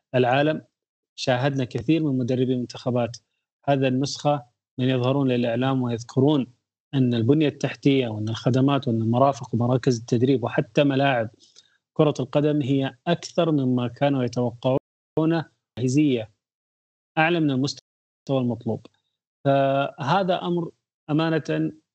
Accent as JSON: {"language": "Arabic", "country": "Saudi Arabia", "said": "لنا جميعا كسعوديين"}